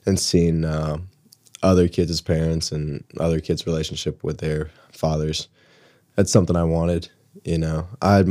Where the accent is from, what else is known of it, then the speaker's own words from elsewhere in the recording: Carmel, Indiana, United States; I grew up in Carmel, Indiana, most of my life